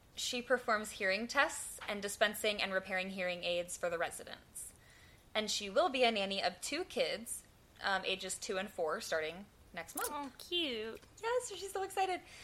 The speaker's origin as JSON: {"language": "English", "region": "the South", "country": "United States", "accent": "southern", "said": "my southern accent"}